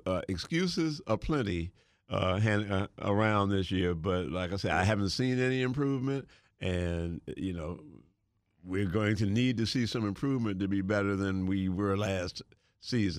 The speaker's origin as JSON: {"language": "English", "town": "Washington", "region": "District of Columbia", "country": "United States", "said": "I'm from Southeast D.C."}